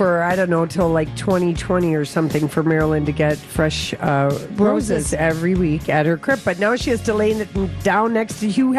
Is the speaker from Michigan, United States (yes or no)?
no; Duluth, Minnesota, United States; I grew up with Finlanders in Duluth.